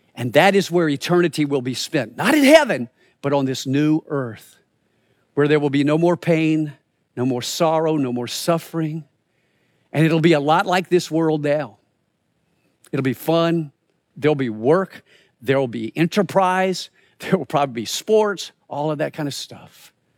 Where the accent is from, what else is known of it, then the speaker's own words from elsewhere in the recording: the Carolinas, United States; moved away as an adult; also born or lived in Springfield, Missouri; I grew up in the Carolinas